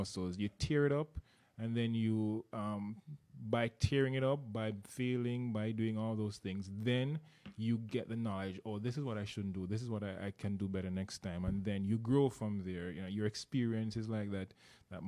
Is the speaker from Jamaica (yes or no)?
yes; Jamaica; moved away; I'm from Jamaica. You may have heard the accent. I attended a university in Jamaica as well